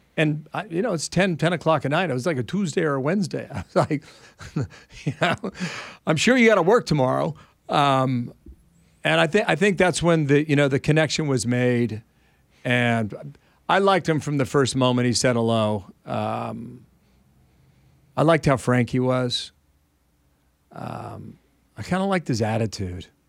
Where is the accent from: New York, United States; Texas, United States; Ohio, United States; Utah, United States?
Ohio, United States; I'm from Ohio